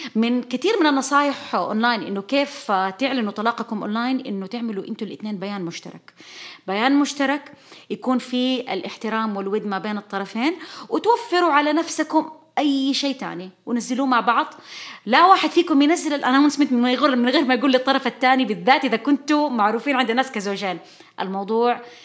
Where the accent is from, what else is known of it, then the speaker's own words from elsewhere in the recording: Saudi Arabia; نحن كشعب سعودي